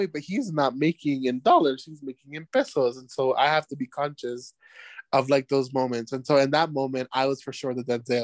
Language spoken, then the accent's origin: English; United States; moved away; I am the American